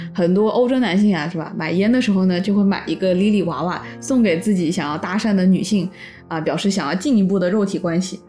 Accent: Wuhan, Hubei, China; 我是武汉人

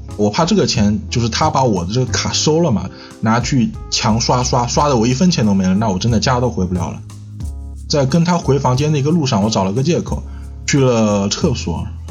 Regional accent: Chongqing, China; 现在的话是住在重庆市啊，我也是重庆人

